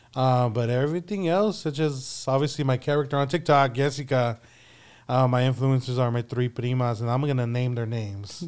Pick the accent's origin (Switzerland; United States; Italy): United States; San Antonio, Texas; born and raised here in San Antonio.